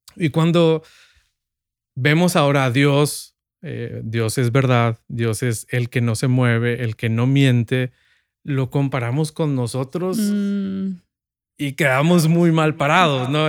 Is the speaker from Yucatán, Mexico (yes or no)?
no; Sinaloa, Mexico; yo nací en Sinaloa y vivimos en un, mis padres viven en un pueblo, ciudad, un pueblo que quiere ser ciudad